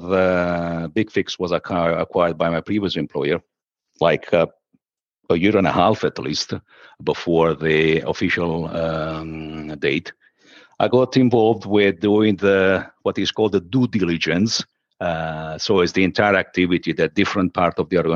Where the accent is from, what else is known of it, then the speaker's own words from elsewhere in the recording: Sicily, Italy; moved away as an adult; now in Rome, Italy; I moved from my hometown in my dear Sicily to Rome, where I still live